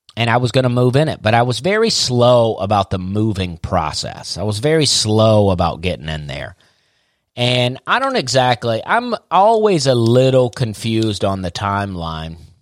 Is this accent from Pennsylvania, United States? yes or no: no; Opelika, Alabama, United States; born or raised there; moved away as an adult; also born or lived in Charleston, South Carolina